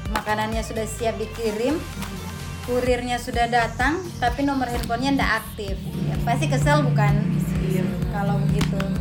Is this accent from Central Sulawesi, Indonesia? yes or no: yes; Palu, Central Sulawesi, Indonesia; Asal saya dari Palu, Sulawesi Tengah